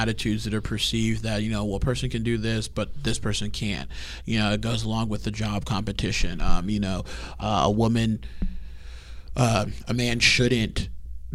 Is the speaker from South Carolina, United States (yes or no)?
no; Houston, Texas, United States; I'm from Houston